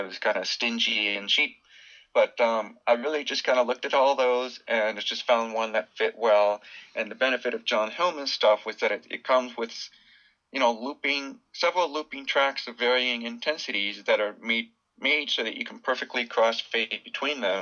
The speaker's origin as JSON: {"language": "English", "region": "Southern California", "country": "United States", "tie": "born or raised there", "said": "I grew up in, near the beach in Southern California"}